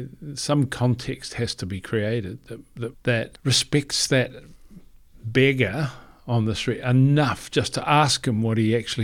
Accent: New Zealand; And I mean, you know, we came from New Zealand. We didn't really have a hibiscus tree where we lived.

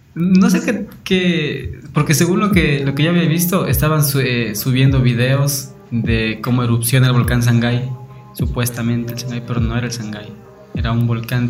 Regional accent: Ecuador; somos unos ecuatorianos multifacéticos, multiculturales

